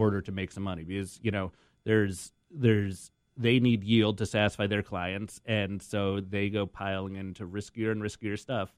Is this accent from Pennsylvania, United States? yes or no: no; Boston, Massachusetts, United States; I'm from Boston